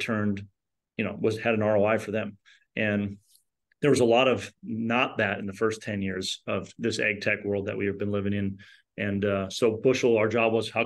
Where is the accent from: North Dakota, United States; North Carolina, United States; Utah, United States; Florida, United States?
North Dakota, United States; Fargo; we're from Fargo, North Dakota